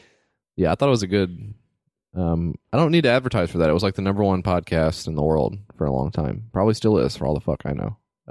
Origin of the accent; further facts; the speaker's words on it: Seattle, Washington, United States; Really influential during the time I grew up. I'm from the Seattle area, so really